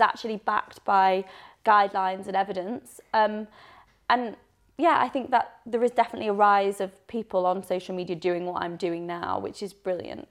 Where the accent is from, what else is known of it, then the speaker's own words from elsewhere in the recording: Leeds, Yorkshire and the Humber, United Kingdom; moved away; also born or lived in Birmingham; I'm originally from Leeds, so I'm a Northern gal